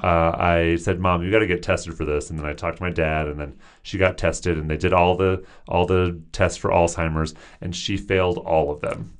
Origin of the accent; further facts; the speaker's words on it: Seattle, Washington, United States; moved away as an adult; also born or lived in Tucson, Arizona; I'm from the Seattle area, and all my siblings lived nearby my parents